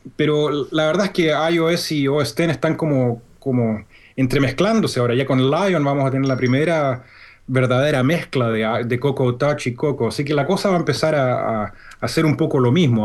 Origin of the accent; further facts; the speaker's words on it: Santiago, Santiago Metropolitan Region, Chile; moved away as an adult; also born or lived in North Carolina / Indiana; now in Birmingham, Alabama, United States; yo soy chileno. Yo nací y crecí en Chile, en Santiago